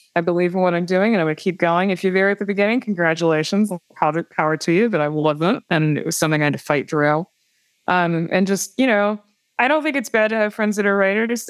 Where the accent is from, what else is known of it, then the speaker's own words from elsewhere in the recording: Wisconsin, United States; moved away; when I was growing up in Wisconsin